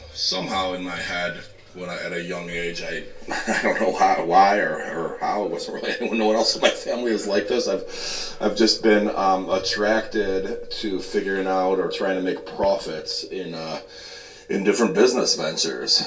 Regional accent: Schaumburg, Illinois, United States; I grew up in Schaumburg, outside of Chicago

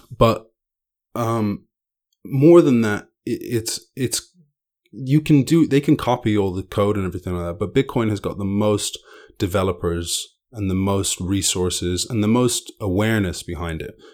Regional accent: Ireland; I grew up in Ireland

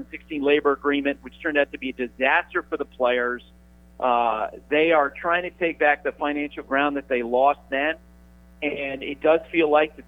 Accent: Randolph Center, Vermont, United States; moved away

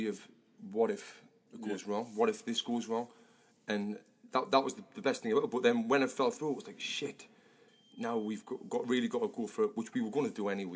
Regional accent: Sunderland, North East England, United Kingdom; now in Los Angeles, United States; me, Sunderland, and from the north of England

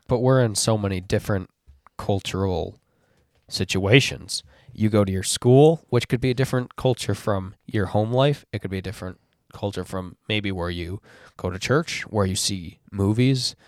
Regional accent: West Michigan, United States; I grew up in West Michigan as well

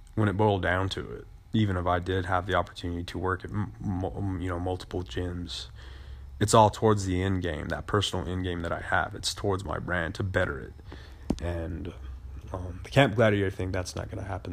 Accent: United States; we as American voters

